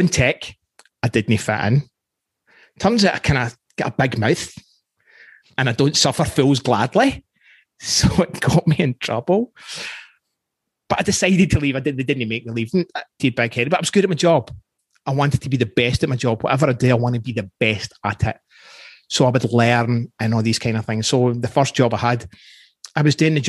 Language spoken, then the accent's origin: English; Scotland, United Kingdom; accent: Scottish; moved away as an adult; now in Canada; I'm 19, growing up in Scotland, lower socioeconomic background.